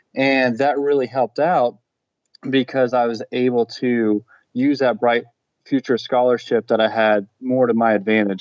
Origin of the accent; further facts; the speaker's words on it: Florida, United States; growing up in Florida